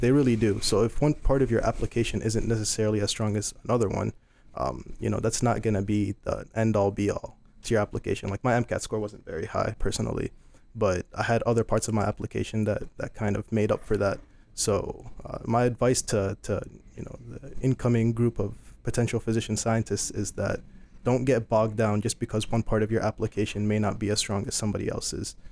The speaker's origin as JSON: {"language": "English", "town": "Iowa City", "region": "Iowa", "country": "United States", "tie": "born or raised there", "also_born_or_lived": "Sudan", "said": "I am originally from Sudan, but I have been living in Iowa City since I was five years old."}